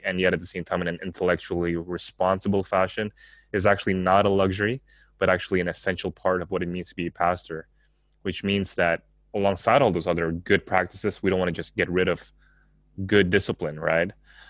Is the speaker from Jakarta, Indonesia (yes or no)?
yes; Jakarta, Indonesia; also born or lived in Singapore; Just thinking about my own Asian context and growing up in Jakarta, Singapore, and also knowing some of the church backgrounds here and the seminaries here